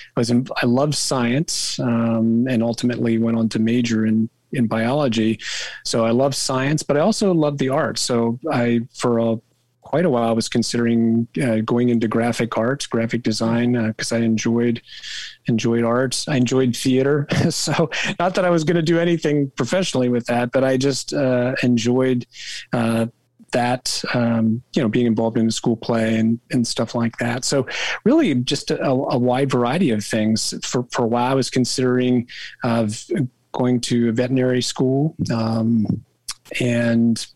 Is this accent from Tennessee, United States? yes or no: no; South Central Pennsylvania, United States; I grew up in South Central Pennsylvania. It's a very rural area of Pennsylvania.